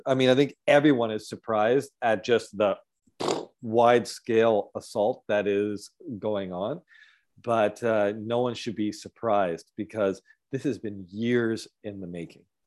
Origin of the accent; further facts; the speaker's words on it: Galt, Ontario, Canada; now in British Columbia, Canada; my hometown, um, Galt in Guelph area in Ontario, and then here in B C.